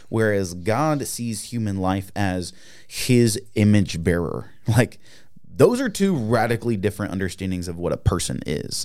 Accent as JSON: {"language": "English", "country": "United States", "said": "as an American"}